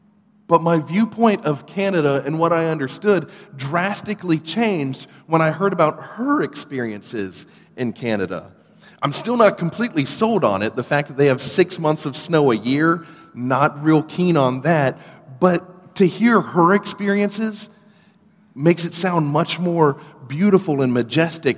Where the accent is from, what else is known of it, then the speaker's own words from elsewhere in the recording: Ladson, South Carolina, United States; also born or lived in North Charleston, South Carolina; I grew up here in the Charleston area, actually out in Ladson